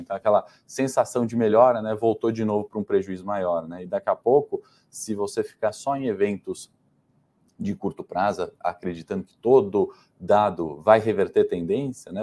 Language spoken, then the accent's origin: Portuguese; Brazil